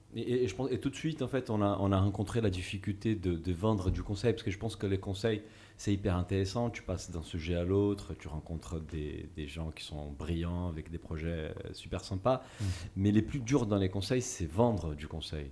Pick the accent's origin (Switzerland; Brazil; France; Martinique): Brazil; moved away; Je suis brésilien et je, suis, ma famille en fait, est d'origine portugaise